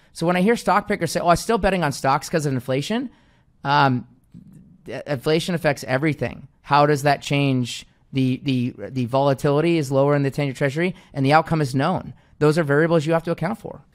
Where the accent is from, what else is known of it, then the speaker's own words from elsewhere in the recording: Seattle, Washington, United States; moved away as an adult; now in Phoenix, United States; I was born and raised in Seattle, Washington. I live in Phoenix, Arizona right now